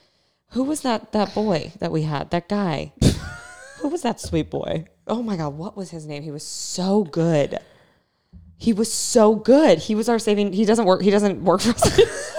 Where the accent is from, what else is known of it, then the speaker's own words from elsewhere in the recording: Virginia, United States; moved away; So I'm from Virginia.